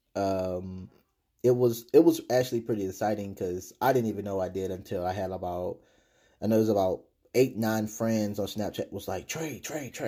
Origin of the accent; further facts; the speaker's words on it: Texas, United States; I'm from Texas